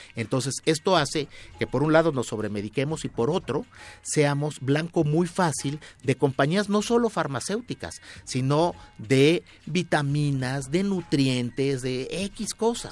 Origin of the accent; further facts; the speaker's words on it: Mexico; yo soy mexicano